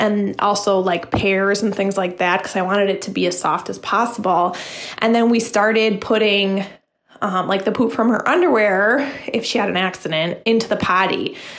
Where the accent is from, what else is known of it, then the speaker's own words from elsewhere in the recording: Green Bay, Wisconsin, United States; from Green Bay.